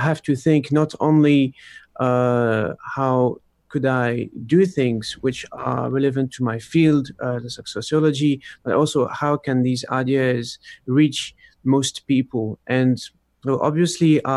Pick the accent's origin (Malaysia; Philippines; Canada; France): France; I was born in France, but my parents are Polish